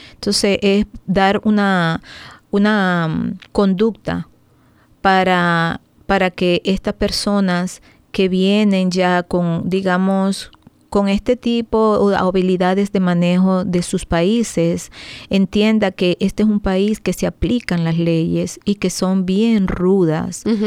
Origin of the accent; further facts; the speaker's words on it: Venezuela; now in Maryland, United States; soy venezolana. Tengo aproximadamente 18 años aquí en el país